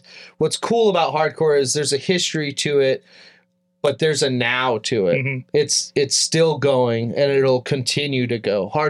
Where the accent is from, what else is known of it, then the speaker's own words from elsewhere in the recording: Tehachapi, California, United States; I grew up in Tehachapi, California